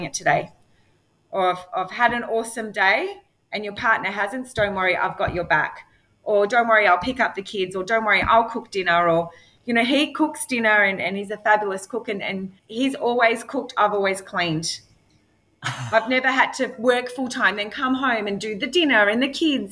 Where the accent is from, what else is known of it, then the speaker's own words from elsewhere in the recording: Frankston, Victoria, Australia; I lived in Frankston and I'm from Housing Commission